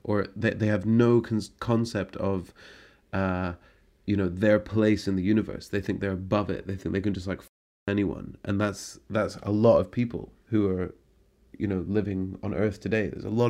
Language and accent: English; Scotland, United Kingdom; it's an attitude in the city within which I grew up in Scotland.